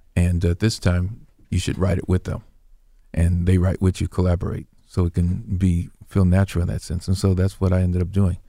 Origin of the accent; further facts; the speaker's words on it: Indianapolis, Indiana, United States; my hometown and which was Indianapolis